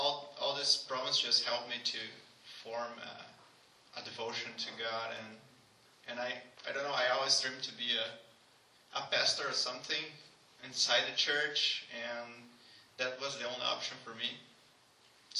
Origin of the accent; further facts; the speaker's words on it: Brazil; moved away as an adult; now in Canada; my hometown